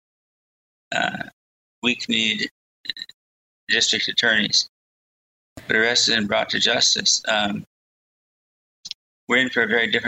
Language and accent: English; Wisconsin, United States; I grew up in Wisconsin